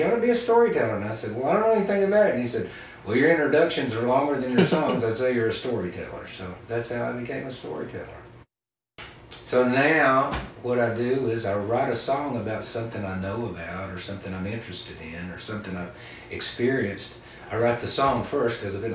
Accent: East Tennessee, United States; now in Western North Carolina, United States; where I was living in East Tennessee, where I grew up

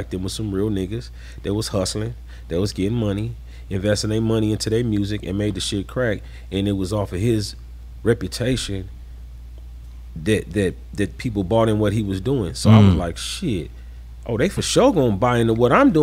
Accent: San Diego, California, United States; I grew up on Manaman Street right there, the street that leads up into Lincoln Park

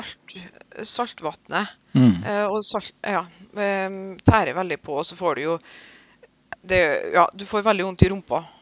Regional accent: Vikna, Trøndelag, Norway; Vekna, hjemplassen min

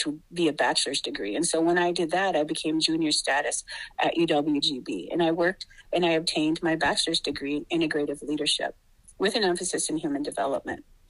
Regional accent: Wittenberg, Wisconsin, United States; I come from Pachinunk, and that is Wittenberg, Wisconsin. And I've been there for a number of years. I grew up there

